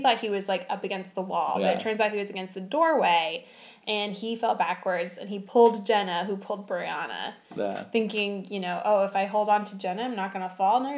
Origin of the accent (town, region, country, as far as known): California, United States